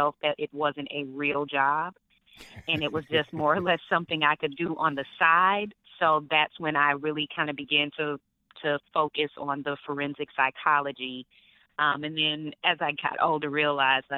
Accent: Atlanta, Georgia, United States; moved away; also born or lived in California; I am originally from Atlanta, Georgia, ATL, born and raised

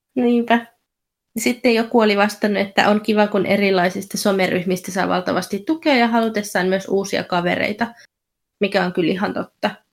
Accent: Finland; now in Essex, United Kingdom; mä oon Suomesta kotoisin

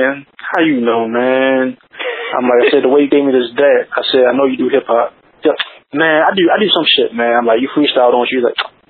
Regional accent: Baltimore, Maryland, United States; I was from Baltimore

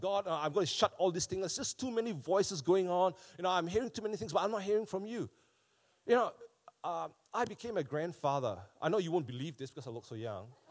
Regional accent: Malaysia; now in Wellington, New Zealand; back home when I was growing up in Malaysia

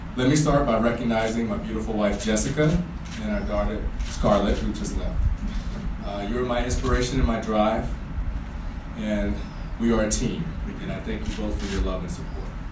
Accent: North Carolina, United States; now in Boston, United States; I grew up in North Carolina

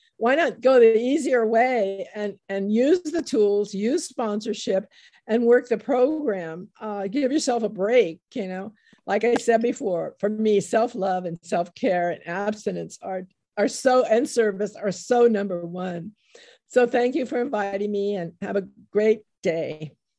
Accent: United States; I was born in the United States

